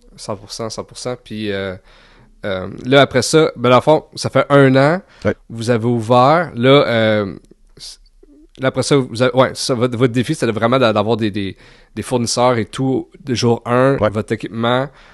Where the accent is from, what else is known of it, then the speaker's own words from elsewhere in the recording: Gatineau, Quebec, Canada; je viens de Gatineau